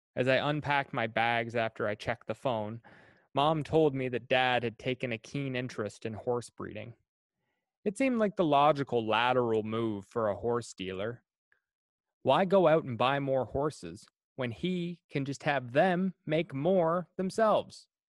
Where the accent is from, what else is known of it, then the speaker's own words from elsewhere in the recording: New Perth, Prince Edward Island, Canada; I grew up in New Perth, Prince Edward Island